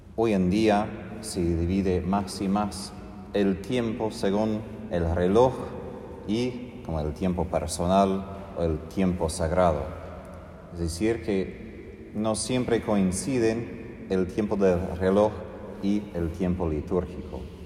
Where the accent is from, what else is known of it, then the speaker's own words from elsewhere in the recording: United States; moved away; como norteamericano